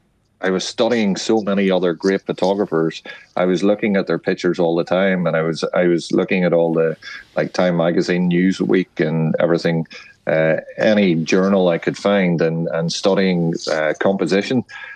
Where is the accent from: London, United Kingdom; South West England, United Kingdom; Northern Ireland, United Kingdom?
Northern Ireland, United Kingdom; There's no getting away from that, because my training ground was literally the north of Ireland during the tail end of the Troubles.